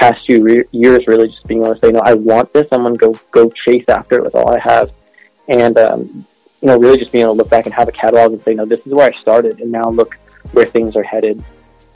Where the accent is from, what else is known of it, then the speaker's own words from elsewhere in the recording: Charlotte, North Carolina, United States; I'm from Charlotte, North Carolina